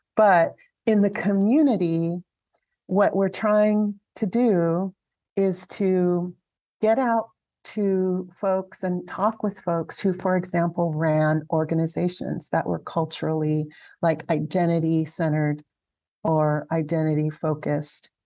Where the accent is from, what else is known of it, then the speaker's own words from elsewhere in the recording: Alhambra, California, United States; moved away as an adult; also born or lived in Santa Fe, New Mexico; I grew up in Southern California in a town called Alhambra